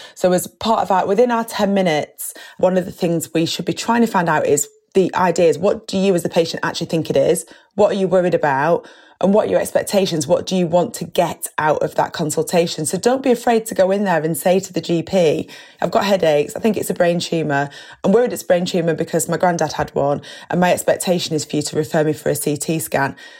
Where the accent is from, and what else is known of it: United Kingdom